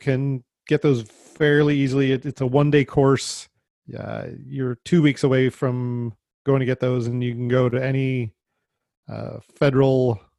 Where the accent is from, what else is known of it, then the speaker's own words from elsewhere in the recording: Las Vegas, Nevada, United States; But I came from Vegas, where you could have anything, and you could go out into, it was all Bureau of Land Management